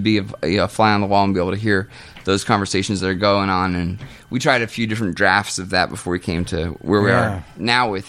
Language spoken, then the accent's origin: English; Kansas, United States; moved away as an adult; Kansas. I literally just moved here, just got into town